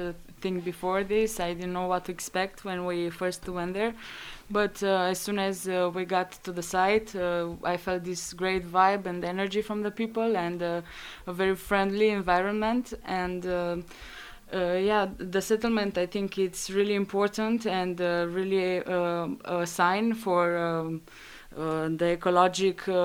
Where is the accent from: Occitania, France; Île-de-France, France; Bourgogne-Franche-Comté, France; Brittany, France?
Bourgogne-Franche-Comté, France; Dijon; I was from Dijon